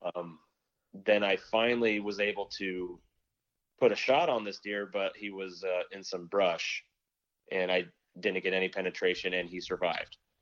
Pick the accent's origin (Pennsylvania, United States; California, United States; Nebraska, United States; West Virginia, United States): Nebraska, United States; now in Michigan, United States